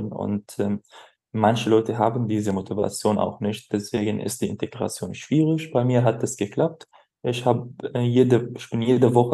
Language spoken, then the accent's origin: German; Rif Dimashq, Syria; also ich komme aus Damaskus, das ist eine große Hauptstadt, in der Nähe von Damaskus komme ich und ich habe viel Zeit in Damaskus verbracht